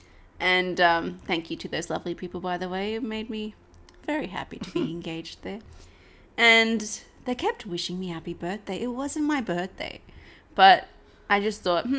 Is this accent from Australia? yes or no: yes; Australia; as an Australian